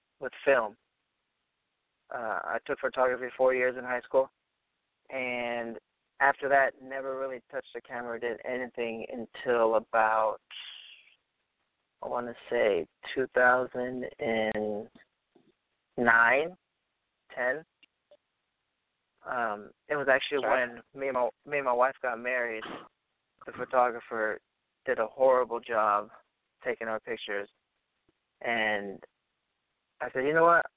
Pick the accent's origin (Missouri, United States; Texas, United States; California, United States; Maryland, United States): California, United States; Orange County; I'm from Orange County, California